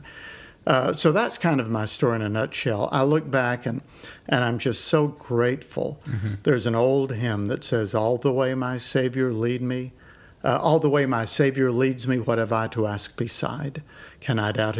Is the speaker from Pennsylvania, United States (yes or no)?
no; Elizabethton, Tennessee, United States; I was born in 1952 in East Tennessee, my hometown, was called Elizabethton.